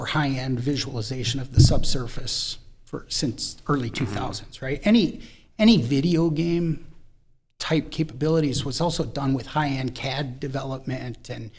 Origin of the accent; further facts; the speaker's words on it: Minnesota, United States; moved away; I was originally from Minnesota